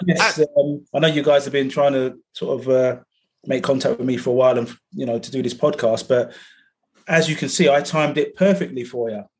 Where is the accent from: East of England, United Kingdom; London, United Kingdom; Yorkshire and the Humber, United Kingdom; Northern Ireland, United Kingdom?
London, United Kingdom; also born or lived in Coventry; I was born in Coventry, but then I, uh, my mother moved to uh, to London to Battersea, uh, and that's where I grew up. Grew up in Battersea